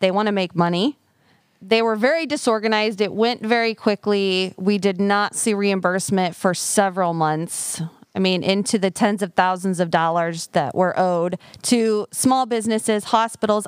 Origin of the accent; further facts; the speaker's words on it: Fairfield, Iowa, United States; also born or lived in Des Moines, Iowa; now in Mount Pleasant, United States; I am born and raised in Fairfield, but I actually grew up on a farm.